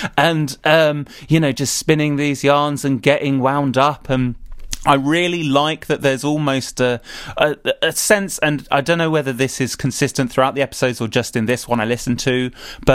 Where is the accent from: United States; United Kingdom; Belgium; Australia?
United Kingdom; I'm British